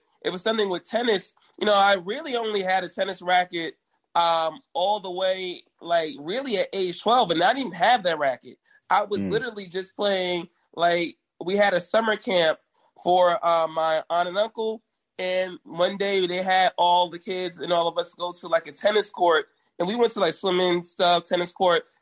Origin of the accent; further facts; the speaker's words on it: New York City, New York, United States; being the rare black person that liked hockey a lot growing up in Brooklyn